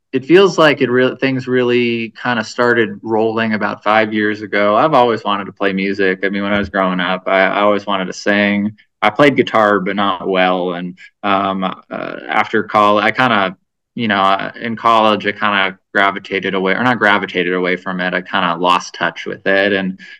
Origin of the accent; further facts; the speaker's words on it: Cleveland, Ohio, United States; moved away as an adult; also born or lived in Oakland, California / Eastern Sierra, California / San Diego, California; now in Reno, United States; I grew up near Cleveland, Ohio